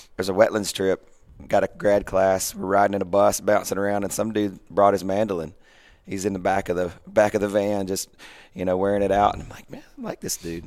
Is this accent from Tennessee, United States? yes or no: yes; Pulaski, Tennessee, United States; moved away as an adult; I was able to move in two thousand six to my hometown